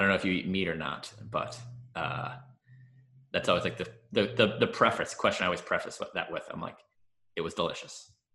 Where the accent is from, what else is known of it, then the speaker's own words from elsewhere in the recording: Long Island, New York, United States; also born or lived in New Jersey; now in Washington, DC, United States; I was born in New Jersey, and uh, when I was four years old, we moved to Long Island